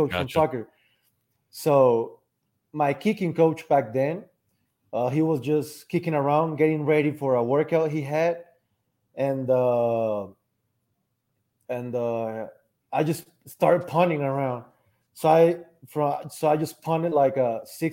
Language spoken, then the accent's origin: English; Aguascalientes, Mexico; I was born here in Aguascalientes, Mexico